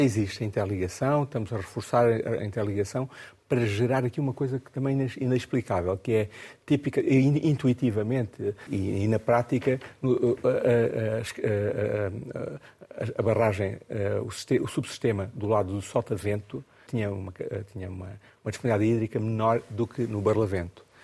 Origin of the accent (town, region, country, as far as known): Mozambique; born or raised there; now in Portugal